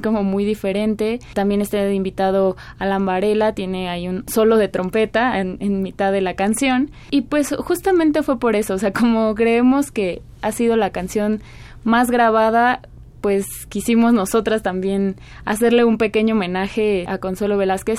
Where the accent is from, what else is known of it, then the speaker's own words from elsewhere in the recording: Mexico; Somos mexicanas